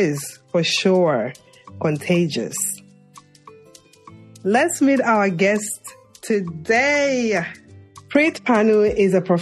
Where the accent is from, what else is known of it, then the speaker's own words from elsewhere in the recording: New York City, New York, United States; my hometown, Brooklyn, New York